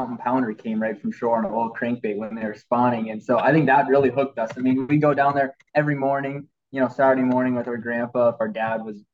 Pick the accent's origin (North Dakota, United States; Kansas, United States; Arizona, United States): North Dakota, United States; Bismarck; So we're from Bismarck